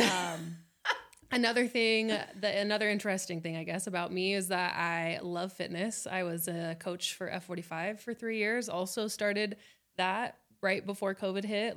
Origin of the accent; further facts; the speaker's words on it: Las Vegas, Nevada, United States; moved away as an adult; now in Salt Lake City, United States; I was born and raised in Las Vegas.